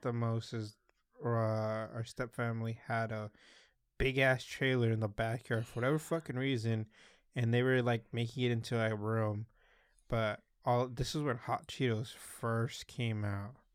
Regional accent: Salinas, California, United States; I'm here from Salinas

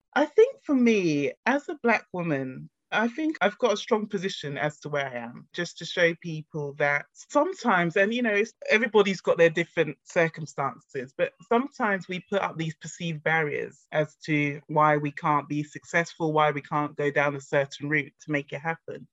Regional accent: Ghana; my family, myself, we're originally from Ghana in Africa.

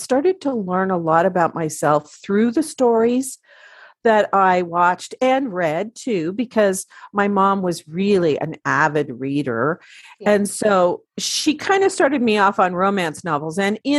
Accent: Oregon, United States; also born or lived in Washington; I grew up in the Pacific Northwest of the United States in the states of Oregon and Washington.

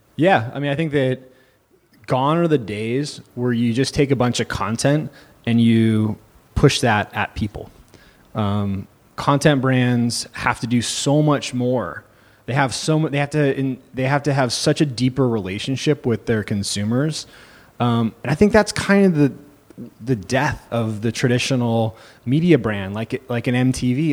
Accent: Santa Cruz, California, United States; also born or lived in Los Angeles / San Francisco; I'm actually originally from Santa Cruz

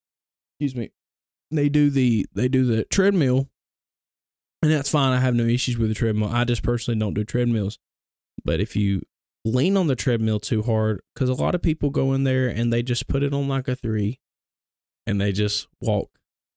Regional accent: Gadsden, Alabama, United States; But yeah, I grew up in Bellevue Baptist Church. It's in Gadsden, so yep. Knuckle of the Mountain. That's where I grew up at, born and raised there.

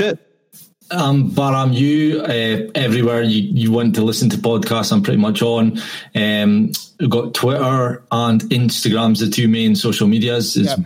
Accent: Scotland, United Kingdom; I'm white. I'm from Scotland

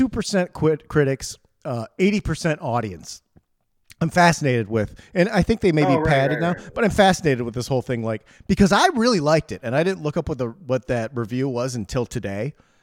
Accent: Bronx, New York, United States; accent: New York; I'm from the Bronx. I grew up in the Bronx.

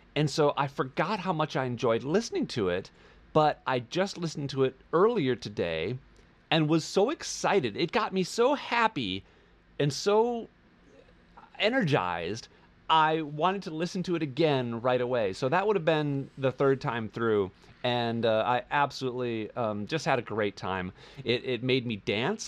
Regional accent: Wisconsin, United States; now in Los Angeles, United States; I am a Midwest boy. I grew up in Wisconsin.

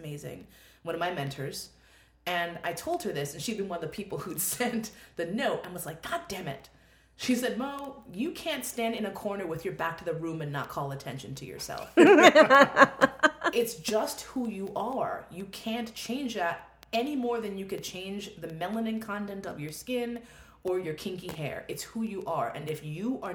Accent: New York, United States; I'm a New Yorker

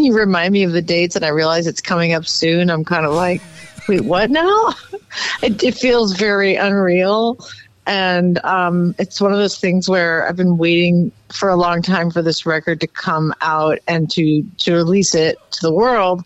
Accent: St. Louis, Missouri, United States; moved away; I grew up in St. Louis, as you know. And when I was little, I lived in the Central West End

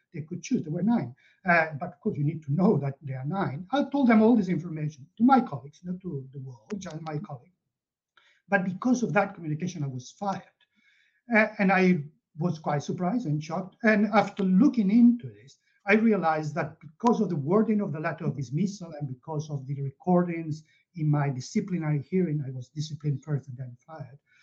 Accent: Catalonia, Spain; moved away as an adult; also born or lived in Barcelona; now in United Kingdom; I'm originally from Catalonia and I live in the UK, but I grew up there.

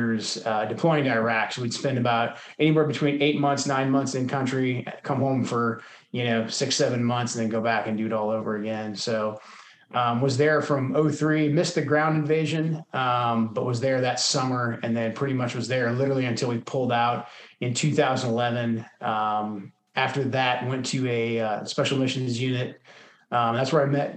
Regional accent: Portland, Oregon, United States; moved away as an adult; I'm from Portland, Oregon originally, which is like the most non-military place you can grow up.

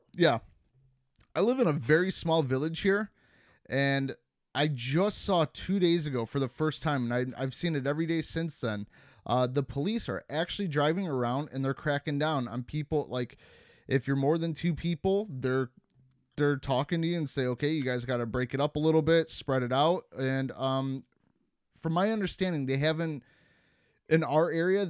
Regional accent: Cleveland, Ohio, United States; moved away; where I grew up in Cleveland

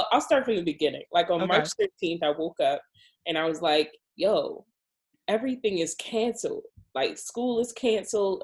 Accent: New York City, New York, United States; now in Baltimore, United States; I'm from the Bronx

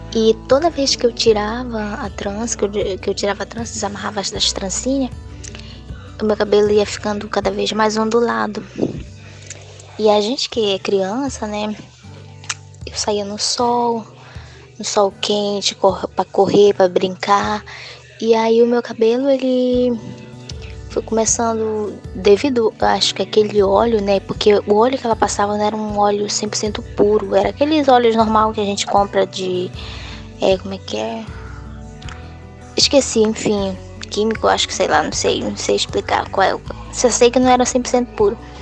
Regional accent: Novo Aripuanã, Amazonas, Brazil; now in Porto Velho, Brazil; sou de Novo Ariponã, do Amazonas, e atualmente estou morando em Porto Velho, Rondônia

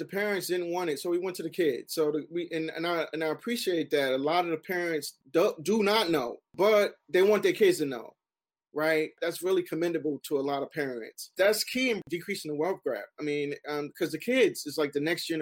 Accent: Newark, New Jersey, United States; Growing up in Newark

